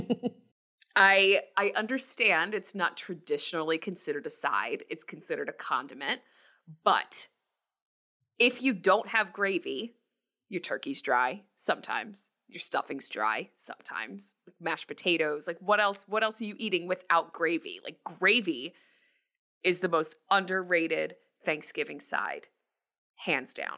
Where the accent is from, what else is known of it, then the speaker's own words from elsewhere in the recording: New Jersey, United States; also born or lived in New York; I was born in New York, but raised in New Jersey, um, I live in New Jersey